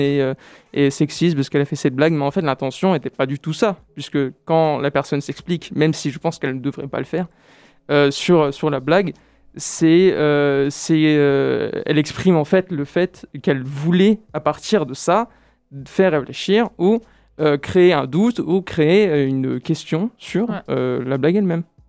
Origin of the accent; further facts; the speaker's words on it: France; moved away as an adult; also born or lived in Brazil; en tant que Français expatrié au Brésil